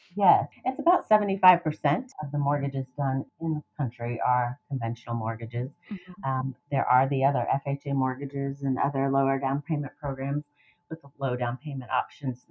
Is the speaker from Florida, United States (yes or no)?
yes; Miami, Florida, United States; moved away as an adult; now in Gainesville, United States; I am from South Florida and uh, Miami, and I am a transplant like many other uh, fellow Gainesvillians